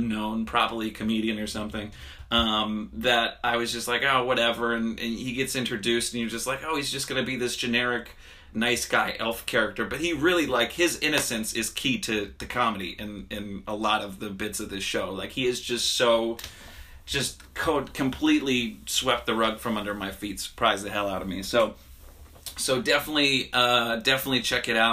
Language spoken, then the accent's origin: English; Harrisburg, Pennsylvania, United States; moved away; going back to my hometown in Pennsylvania, woo-woo, Harrisburg